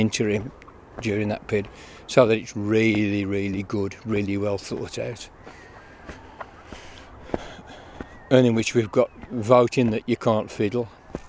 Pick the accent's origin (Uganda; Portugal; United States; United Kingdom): United Kingdom; England; now in Gwynedd, United Kingdom; And even now, we're mostly English offcomers here.